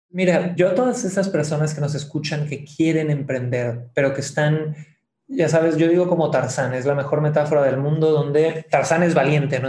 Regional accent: Cancún, Quintana Roo, Mexico; moved away as an adult; now in Santiago, Chile; soy nacido en Cancún, mi padre es santiaguino de Chile, mi madre es de Ciudad de México

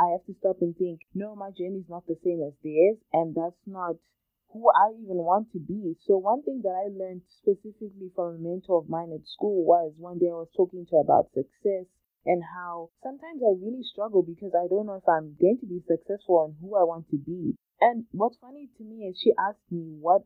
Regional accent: Zimbabwe; growing up in Zimbabwe, which is where I grew up with my twin sister and my family

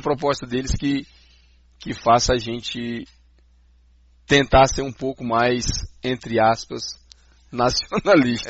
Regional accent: Brazil; now in Canada; entre nós no Brasil mesmo, a gente já tem o nosso sotaque

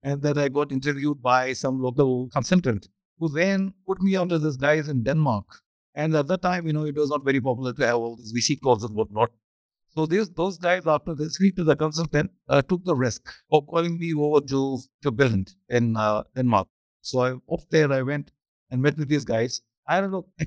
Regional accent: southern India, India; also born or lived in Chennai; I come from Madhya Pradesh, this is southern India

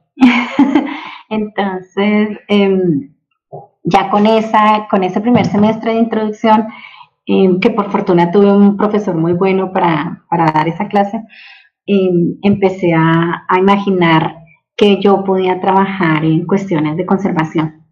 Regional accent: Bogotá, Colombia; moved away as an adult; also born or lived in Oklahoma, United States; now in Chihuahua, Mexico; soy colombiana, nacida en la ciudad de Bogotá, la capital de Colombia

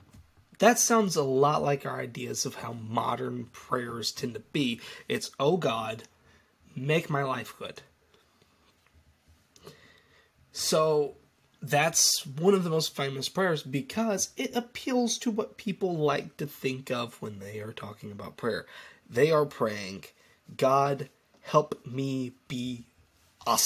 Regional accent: United States; it's kind of all in my home country's DNA, prayer, all over the place

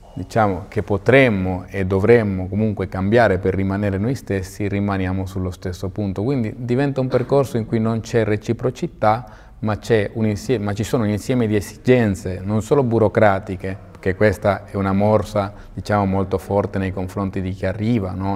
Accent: Venezuela; moved away as an adult; now in Modena, Italy; sono nato in Venezuela, i miei erano emigrati verso il Venezuela Mm, sono nato e cresciuto lì

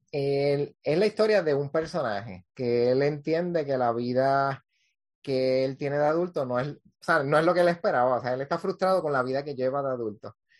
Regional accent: Cabo Rojo, Puerto Rico; now in Isabela, Puerto Rico; Yo soy de, natural de Cabo Rojo, vivo en Isabela.

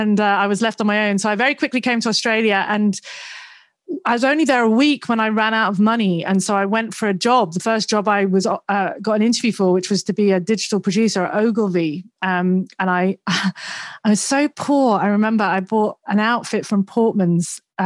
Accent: Twyford, South East England, United Kingdom; accent: mishmash; also born or lived in Sandbach, Cheshire / Leeds; I was born in Sandbach in Cheshire, and then I moved down south to Henley because it sounds nice, Henley-on-Thames. It wasn't Henley. It was a place called Twyford, which is near Reading. And then I went to uni in Leeds

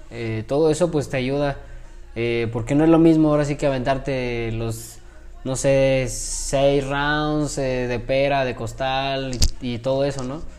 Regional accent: Mexico; yo iba como mexicano, también otro compañero de, Monterrey.

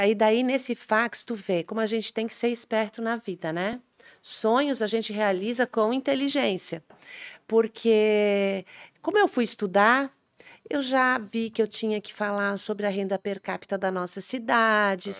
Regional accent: Indaial, Santa Catarina, Brazil; eu nasci em Dayal

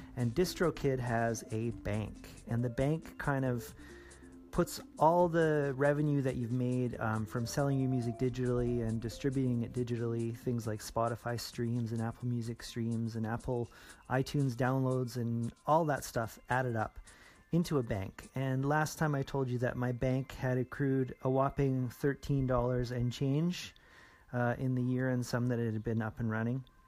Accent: Edmonton, Alberta, Canada; my hometown here in Edmonton

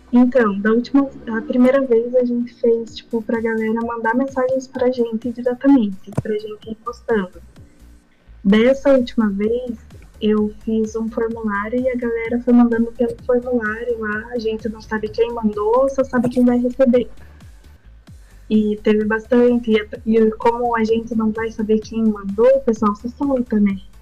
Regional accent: Curitiba, Paraná, Brazil; eu sou de Curitiba

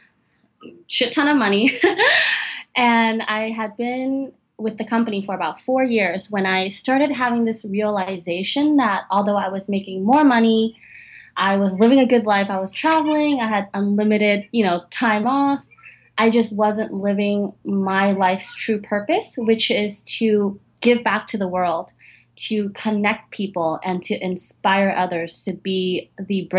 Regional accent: San Francisco, California, United States; moved away as an adult; now in New York, United States; that's where I was born and raised and lived most of my life.

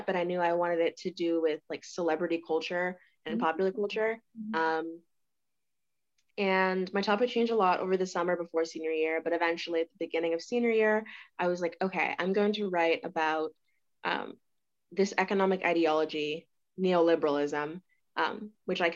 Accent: Lawrenceville, Georgia, United States; moved away as an adult; now in Notre Dame, United States; I'm from Georgia, Lawrenceville, Georgia, which is like 30 minutes from Atlanta.

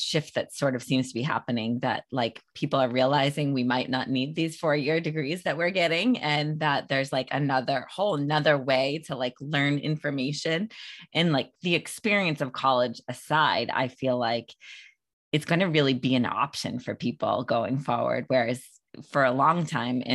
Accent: outside of Boston, Massachusetts, United States; I'm from outside of Boston

